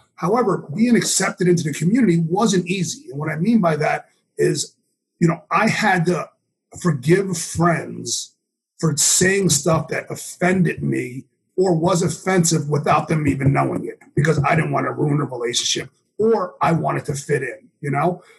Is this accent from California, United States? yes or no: no; New York City, New York, United States; I grew up in New York City in the '80s